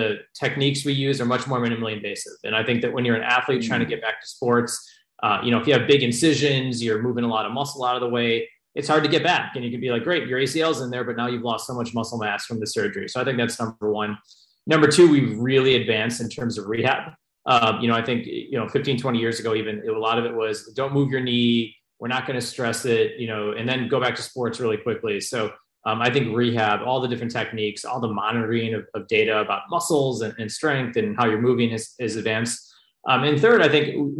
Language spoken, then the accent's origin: English; Chicago, Illinois, United States; now in Bay Area, United States; before college, I grew up in Chicago as a sports fan